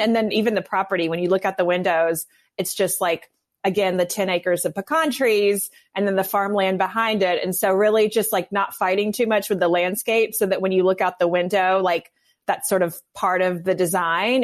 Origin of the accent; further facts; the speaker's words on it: north of Memphis, West Tennessee, United States; now in Birmingham, United States; I grew up in West Tennessee. I'm not from a hunting family. I, you know, I say we hunt for antiques and that's pretty much it. But I mean, I love, I, grew, I did grow up north of Memphis